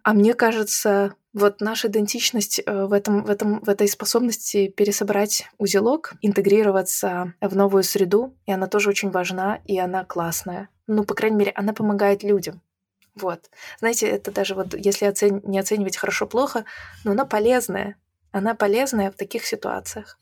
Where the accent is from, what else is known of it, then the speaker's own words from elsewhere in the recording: Belarus; moved away as an adult; also born or lived in Croatia; now in Latvia; когда меня спрашивали, откуда ты, я говорила из Беларуси